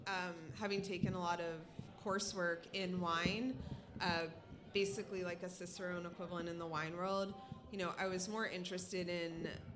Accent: Pennsylvania, United States; I grew up in Pennsylvania, but my parents were New Yorkers.

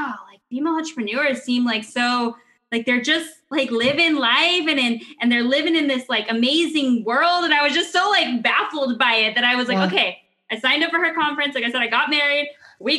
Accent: California, United States; I grew up here in California

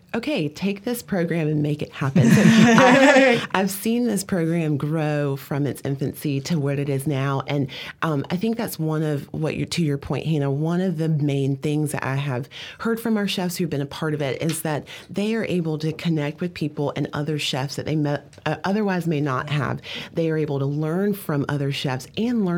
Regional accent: Greenville, South Carolina, United States; I'm from the South. I'm from Greenville

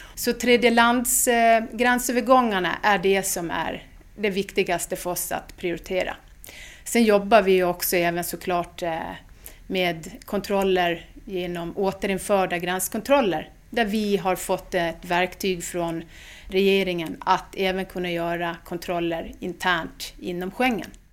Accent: Gotland, Sweden; accent: Gotland dialect; now in Stockholm, Sweden; Jag är från Gotland och eh, är uppväxt där men flyttade ganska tidigt till Stockholm. Men som du hör, dialekten finns alltid med.

